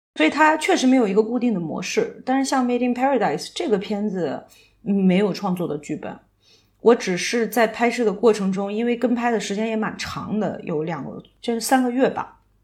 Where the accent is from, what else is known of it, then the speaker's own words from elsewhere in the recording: China; moved away as an adult; also born or lived in United States; 我怎么做好一个中国人